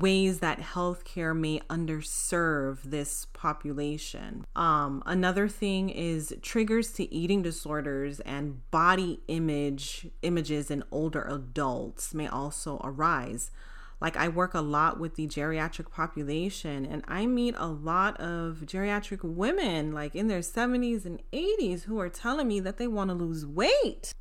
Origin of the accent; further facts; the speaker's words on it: United States; growing up in the United States